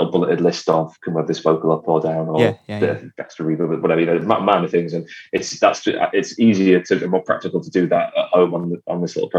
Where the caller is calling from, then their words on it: Liverpool, North West England, United Kingdom; Well, I'm at home in Liverpool, I'm about a mile from my studio, which is the Motor Museum, which is in South Liverpool.